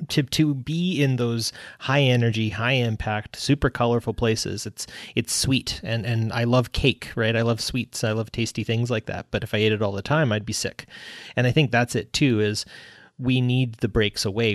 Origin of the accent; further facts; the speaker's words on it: Canada; I'm, I'm Canadian, too